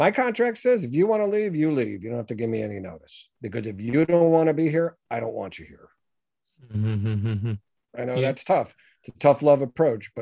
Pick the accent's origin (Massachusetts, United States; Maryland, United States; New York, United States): New York, United States; I'm a New Yorker